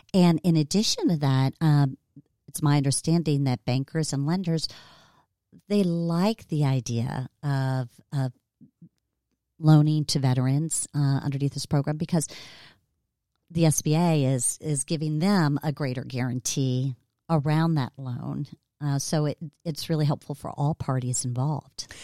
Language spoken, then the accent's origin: English; Cincinnati, Ohio, United States; my hometown, Cincinnati, Ohio